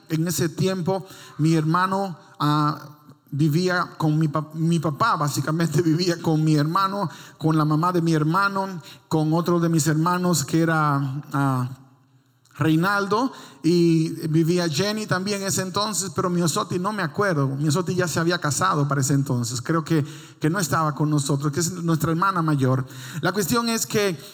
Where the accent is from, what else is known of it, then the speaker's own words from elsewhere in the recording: Dominican Republic; moved away; En mi país no había nieve, solo había lodo